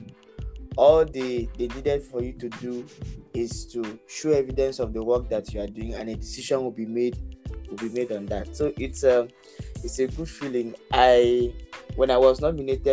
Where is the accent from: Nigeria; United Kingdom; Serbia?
Nigeria; I am a Nigerian